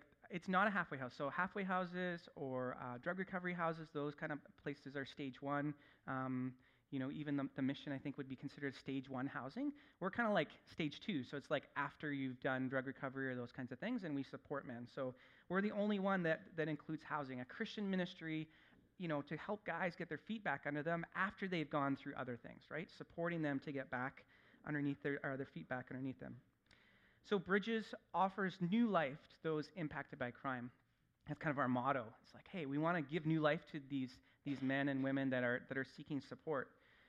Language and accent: English; Salmon Arm, British Columbia, Canada; moved away as an adult; also born or lived in Saskatchewan / Philippines; like I said. I'm an Okanagan boy. I grew up in Salmon Arm, so just a little bit north of here.